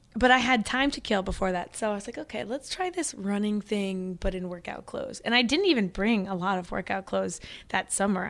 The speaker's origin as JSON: {"language": "English", "region": "Missouri", "country": "United States", "tie": "born or raised there", "also_born_or_lived": "Oklahoma / Springfield, Missouri / Hermann, Missouri", "moved": "as an adult", "lives_now": "New York City, United States", "said": "I was born in Oklahoma, raised in Missouri, now living in New York City"}